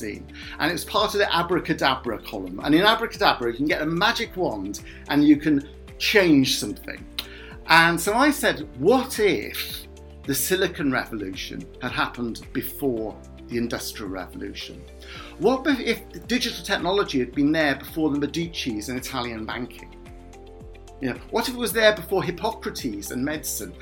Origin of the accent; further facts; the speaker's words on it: Cardiff, Wales, United Kingdom; also born or lived in Tiree, Scotland; now in Swansea, United Kingdom; I was brought up in Cardiff